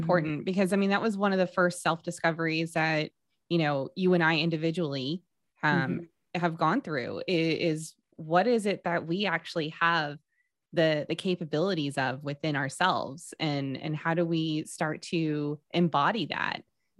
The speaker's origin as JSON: {"language": "English", "region": "Texas", "country": "United States", "said": "We're from Texas, y'all."}